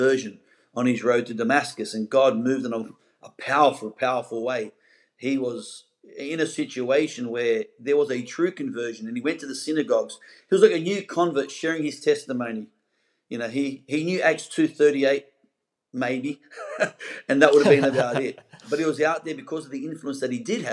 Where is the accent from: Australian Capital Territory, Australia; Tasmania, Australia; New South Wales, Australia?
New South Wales, Australia; Sydney; moved away as an adult; now in Gold Coast, Australia; I'm originally from the Pentecostals of Sydney